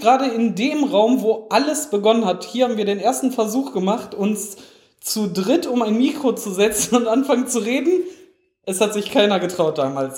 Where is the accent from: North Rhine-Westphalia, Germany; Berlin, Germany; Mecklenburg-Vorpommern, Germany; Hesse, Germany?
North Rhine-Westphalia, Germany; Essen; moved away; Ich bin ja in Essen geboren.